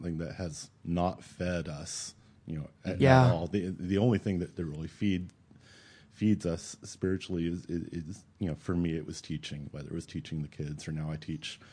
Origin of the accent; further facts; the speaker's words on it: Alabama, United States; now in Oklahoma City, United States; I grew up in Alabama in what I guess people today would describe as a pretty liberal Methodist church.